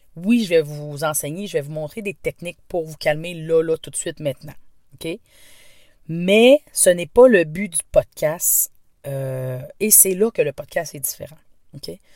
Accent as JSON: {"language": "French", "region": "Quebec", "country": "Canada", "accent": "Québécois", "said": "Je viens du Québec. Donc oui, ne vous étonnez pas. Cet accent est bien un accent québécois."}